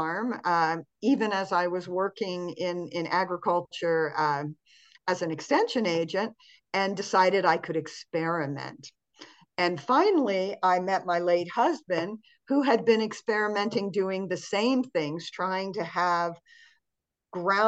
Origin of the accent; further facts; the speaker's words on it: Montana, United States; I grew up in Montana, which is kind of a cold climate here in the United States.